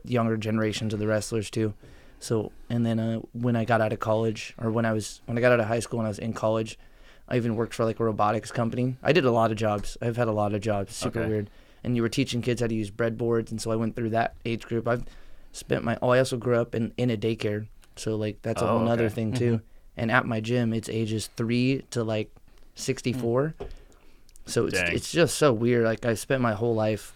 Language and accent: English; Fresno, California, United States; also born or lived in Iowa; now in Canby, Oregon, United States; I grew up in Fresno, California